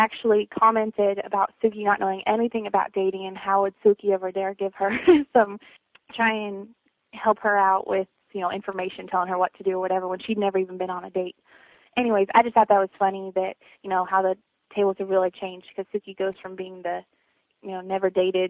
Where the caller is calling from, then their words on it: Visalia, California, United States; I'm calling from Visalia, California.